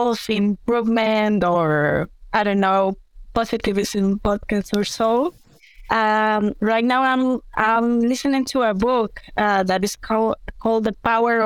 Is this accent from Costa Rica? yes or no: yes; Costa Rica; also born or lived in United Kingdom; Sure. Well, I am from Costa Rica. I'm an environmental engineer.